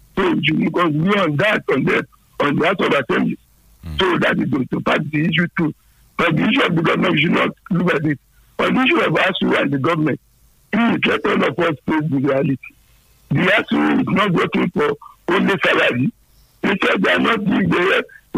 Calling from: Nigeria; I'm calling from Nigeria, calling Olomori.

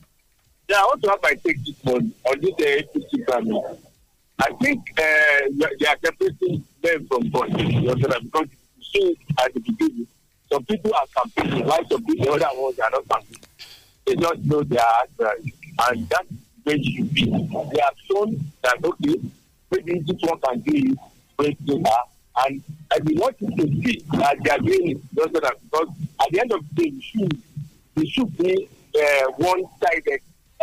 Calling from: Abeokuta, Ogun State, Nigeria; from Abeokuta.

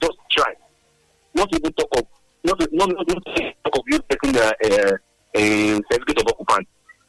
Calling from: Abeokuta, Ogun State, Nigeria; I'm calling from Abeokuta.

